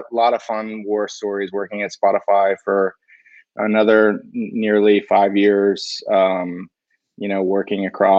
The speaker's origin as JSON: {"language": "English", "country": "United States", "also_born_or_lived": "New York", "moved": "as an adult", "lives_now": "Sweden", "said": "I'm an American"}